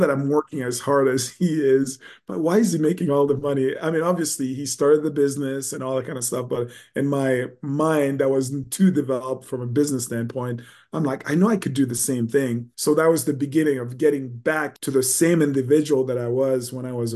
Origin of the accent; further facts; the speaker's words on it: Montreal, Quebec, Canada; also born or lived in Haiti; I was born in Haiti, and when I was about 4 or 5 years old, we moved to Montreal, Quebec.